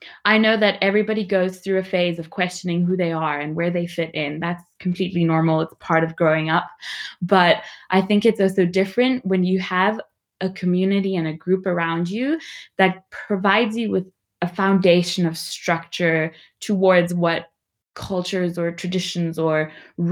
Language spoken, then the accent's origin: English; Namibia; I'm from Namibia